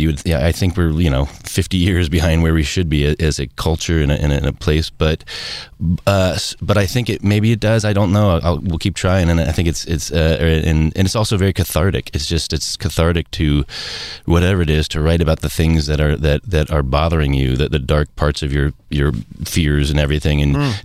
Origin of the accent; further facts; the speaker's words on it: Cincinnati, Ohio, United States; I come from Cincinnati